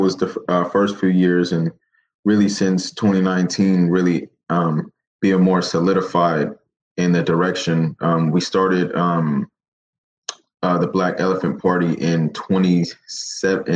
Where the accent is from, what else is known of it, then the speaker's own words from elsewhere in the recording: Seattle, Washington, United States; also born or lived in Kent, Washington; But I grew up in the Central District. Born and raised in Seattle.